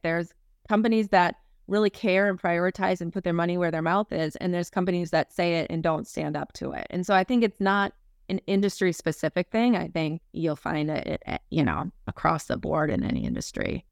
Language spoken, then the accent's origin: English; Minnesota, United States; moved away as an adult; now in Boston, United States; I am a, uh, born and raised in Minnesota girl. Uh, so, you know, Midwestern at my core, I moved out to Boston about, uh, seventeen years ago